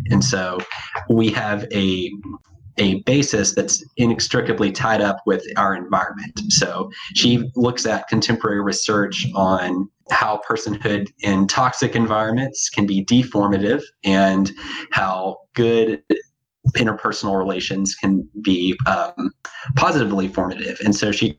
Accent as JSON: {"language": "English", "town": "Amarillo", "region": "Texas", "country": "United States", "also_born_or_lived": "Bristol, England", "moved": "yes", "lives_now": "Dallas, United States", "said": "I live in Dallas, Texas. I'm from Amarillo, Texas"}